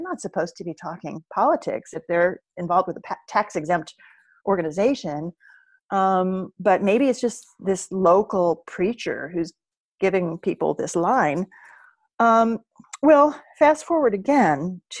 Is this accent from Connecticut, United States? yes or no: no; Oklahoma, United States; moved away as an adult; also born or lived in Nebraska; now in New York, United States; my hometown in Oklahoma